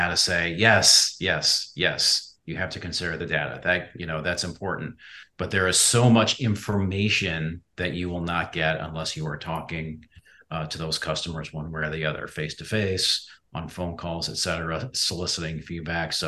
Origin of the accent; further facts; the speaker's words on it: Midwest, United States; now in Charleston, United States; I grew up in the Midwest